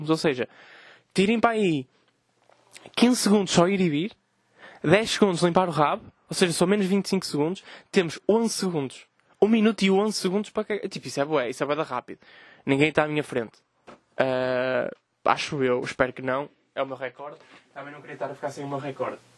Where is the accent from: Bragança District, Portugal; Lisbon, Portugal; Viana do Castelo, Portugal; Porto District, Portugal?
Porto District, Portugal; Ramalde; Eu sou de, eu sou, eu sou de Ramaldo e não aguentava nem 10 minutos.